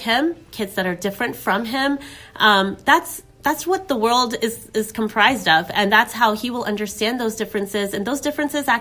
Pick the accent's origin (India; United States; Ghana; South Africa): United States; New Jersey; also born or lived in Kentucky; now in Mason, United States; I was born in the United States as well, and I really feel growing up over here, I grew up in New Jersey